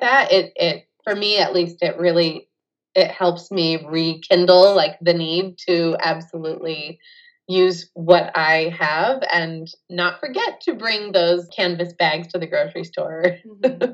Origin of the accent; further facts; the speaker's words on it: California, United States; I'm from California